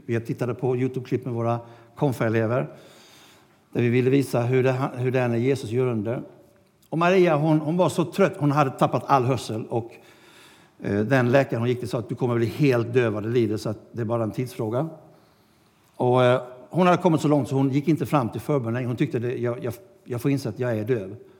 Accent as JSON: {"language": "Swedish", "country": "Sweden", "said": "vi kom från Sverige"}